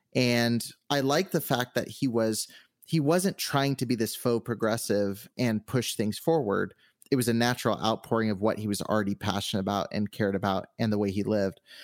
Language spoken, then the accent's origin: English; Southern California, United States; moved away as an adult; now in Henderson, United States; I've always been on the West Coast, so I grew up in Southern California, but I've been here for the last uh, six months or so